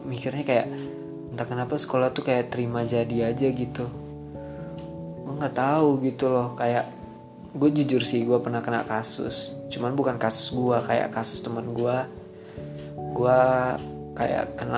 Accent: Pekanbaru, Riau, Indonesia; born there; Gue lahir di Pekanbaru tanggal 2 April

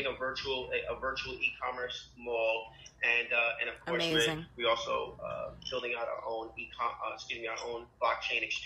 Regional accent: New York City, New York, United States; I'm a kid from Harlem

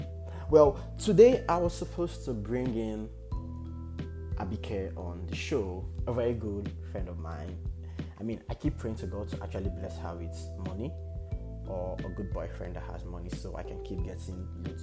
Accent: Nigeria; as Nigerians

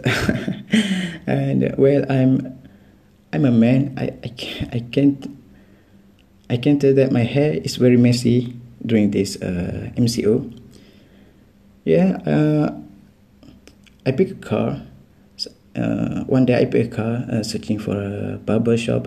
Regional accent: Terengganu, Malaysia; I'm from Terengganu too.

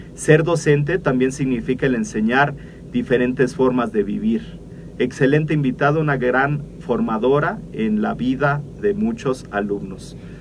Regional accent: Mexico; nosotros como mexicanos

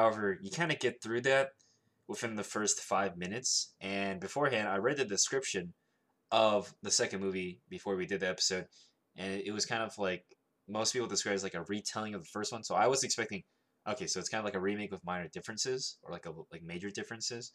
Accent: the South, United States; I'm from the South

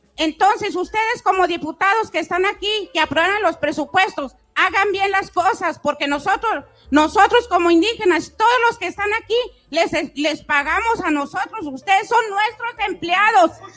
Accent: Chihuahua, Mexico; yo soy del estado de Chihuahua y soy 100% rarámuri

